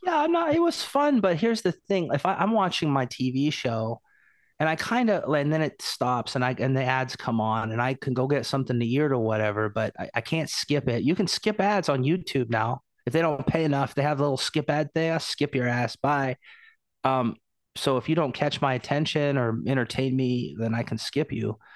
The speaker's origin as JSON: {"language": "English", "town": "Portland", "region": "Oregon", "country": "United States", "said": "I'm from Portland"}